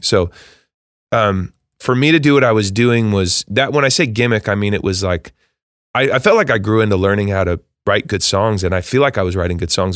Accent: Eugene, Oregon, United States; moved away as an adult; now in Nashville, United States; I grew up in Eugene, Oregon

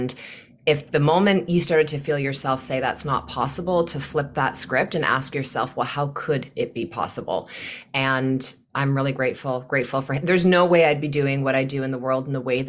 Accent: Newmarket, Ontario, Canada; now in Kelowna, Canada; I am from Newmarket, Ontario, and I live in Kelowna, BC now.

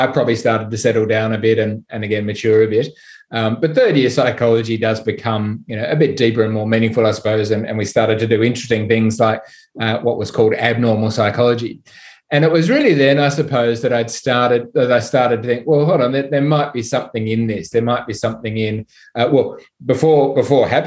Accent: Sydney, New South Wales, Australia; I'm from Sydney

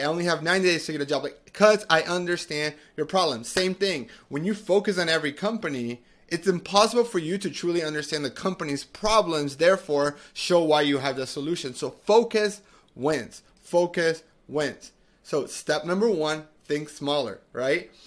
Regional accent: Medellin, Antioquia, Colombia; now in United States; I'm originally from Medellin, Colombia, from South America

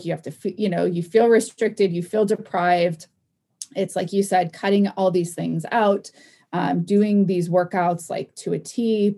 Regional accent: Oregon, United States; I'm from Oregon

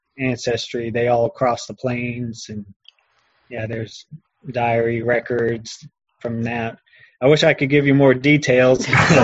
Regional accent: Irmo, South Carolina, United States; accent: Southern; also born or lived in Augusta, Georgia / Aiken, South Carolina / Florida; I was born in Augusta, Georgia, but my family lived in a small town and right on the border in South Carolina called Aiken. So it's a small town. I grew up until I was, I don't know, 3 or 4 and moved down to Florida. And when I was 5, I moved back up to where I'm at now in Irmo.

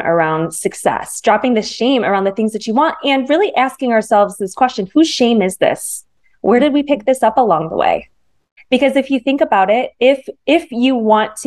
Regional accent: Michigan, United States; now in Manhattan Beach, United States; I grew up in the Midwest. So I live in Los Angeles area now in Manhattan Beach, but I grew up in Michigan.

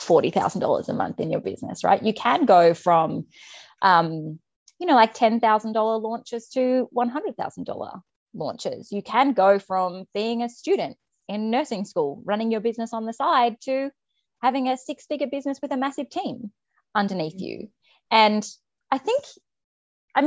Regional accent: Australia; I'm Australian

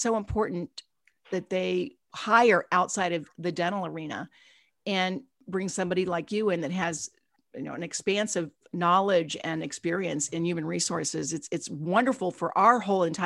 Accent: Cincinnati, Ohio, United States; I'm from Cincinnati, Ohio area.

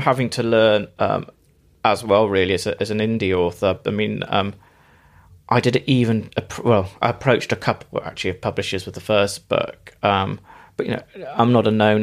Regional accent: Bristol, South West England, United Kingdom; I'm from North Somerset, uh, Bristol originally

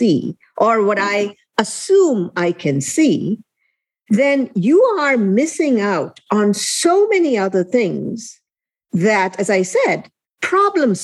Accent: India; moved away as an adult; also born or lived in Elkhart, Indiana / South Bend, Indiana; now in United States; I was born and raised in India. I landed in Elkhart, Indiana.

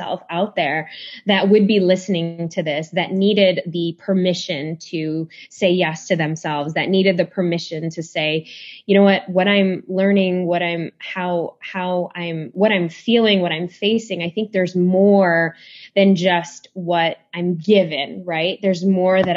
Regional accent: Chicago, Illinois, United States; I grew up in Chicago

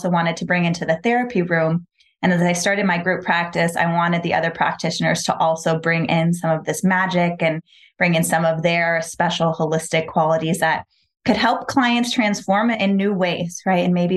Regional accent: Palm Springs, California, United States; also born or lived in Los Angeles; We moved to Palm Springs out in the desert pretty quickly. So I grew up in this very like desert, earthy energy, small town

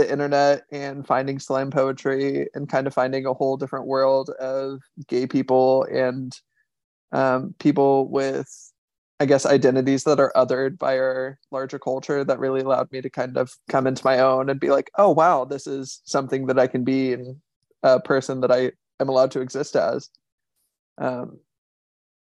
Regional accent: Indiana, United States; now in Washington, DC, United States; Growing up in Indiana, it's pretty conservative and pretty religious, and my family is both of those things

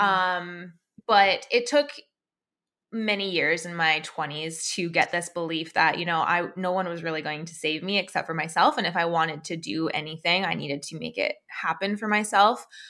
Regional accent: Alberta, Canada; I, I'm from Canada. I grew up in a place, like a province called Alberta.

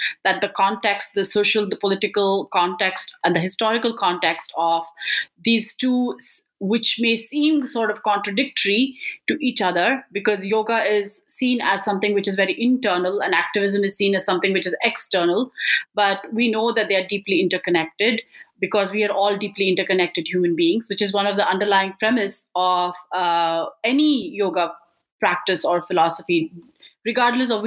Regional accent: Bangalore, Karnataka, India; moved away; I'm an Indian immigrant from Bangalore, India.

